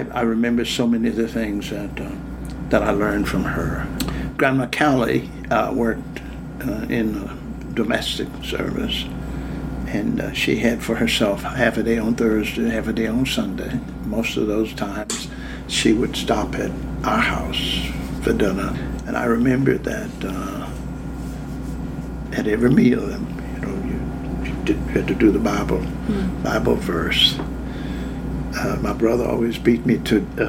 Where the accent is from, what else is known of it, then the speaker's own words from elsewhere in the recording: Yancey Mills, Virginia, United States; also born or lived in Charlottesville, Virginia; I was born in Charlottesville and grew up in a little town called Yancey Mills, west of Charlottesville, 12 miles